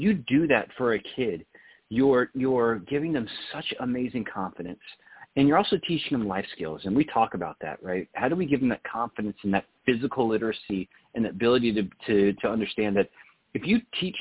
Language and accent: English; Texas, United States; I grew up in Texas where, you know, you're playing sports right out of the womb